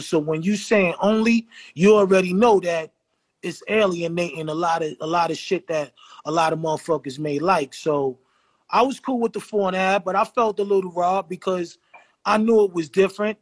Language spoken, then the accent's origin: English; New York City, New York, United States; I'm from the Hill.